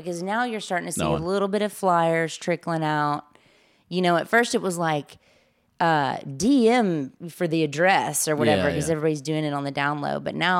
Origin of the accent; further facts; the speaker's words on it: Mississippi, United States; now in Los Angeles, United States; I came out from Mississippi to do LA, as most of us do, but the first round had nothing to do with comedy.